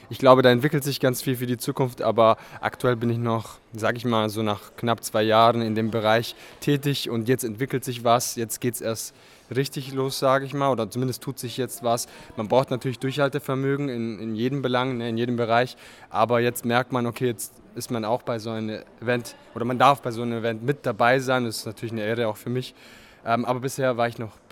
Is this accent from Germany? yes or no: yes; southern East Germany, Germany; now in Frankfurt, Germany; Du kommst ja aus dem Norden Ostdeutschland, ich komme aus dem Süden und wir treffen uns, sage ich mal, fast schon in der Mitte.